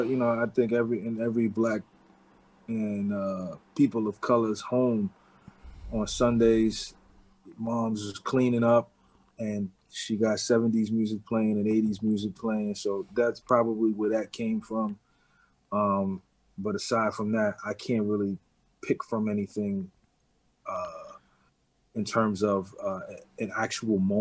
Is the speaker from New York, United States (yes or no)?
yes; New York City, New York, United States; also born or lived in Harlem; I was born in Harlem, but I was raised in the Bronx